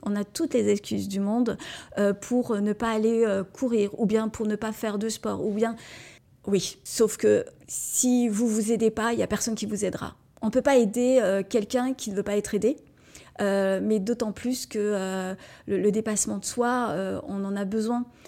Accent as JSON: {"language": "French", "area": "Moselle", "region": "Grand Est", "country": "France", "said": "je suis Mosellane et je revendique le fait que notre, euh, notre département est vraiment très beau"}